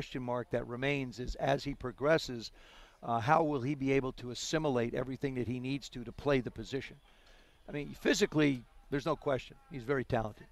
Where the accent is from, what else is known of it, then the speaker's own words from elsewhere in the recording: South River, New Jersey, United States; I grew up in South River.